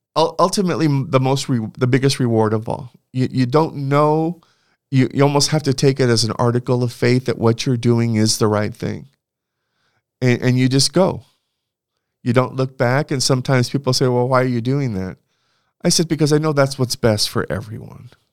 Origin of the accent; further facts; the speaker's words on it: Santa Barbara, California, United States; I grew up in Santa Barbara, California